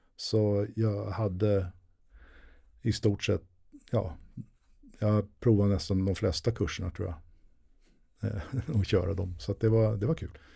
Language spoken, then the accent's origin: Swedish; Sweden; jag var svensk men ändå hade varit ute i världen